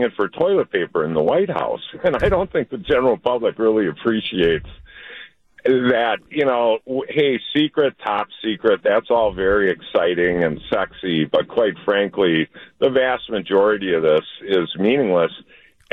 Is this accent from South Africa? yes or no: no; Wauwatosa, Wisconsin, United States; now in Oconomowoc, United States; I'm a kid from Wauwatosa